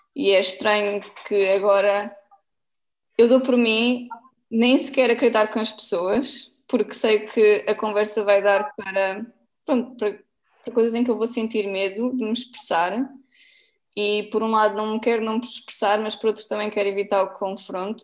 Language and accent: Portuguese; Portugal; como portuguesa